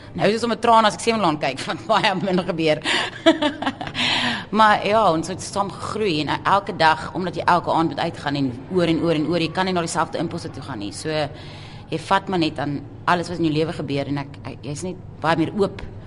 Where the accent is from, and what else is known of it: South Africa